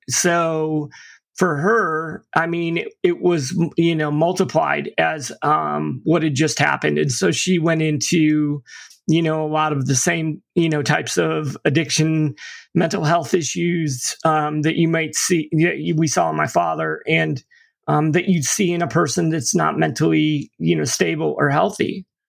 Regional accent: upstate New York, United States; also born or lived in Florida / St. Petersburg, Florida; now in Tampa, United States; I actually, you know, grew up in upstate New York, but my mother and father divorced when I was in, you know, kindergarten

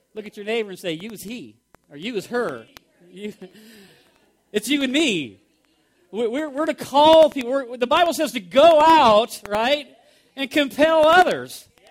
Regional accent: United States; we are Americans here

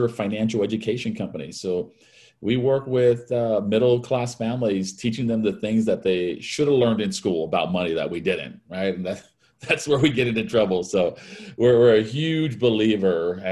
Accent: Hawaii, United States; I was born and raised in Hawaii

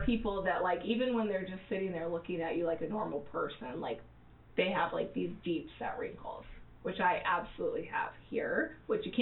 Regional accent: Arizona, United States; I grew up in Arizona

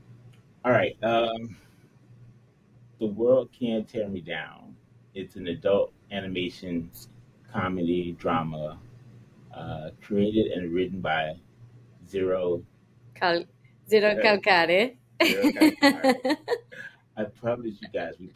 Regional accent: United States; I'm an American, I don't speak other languages

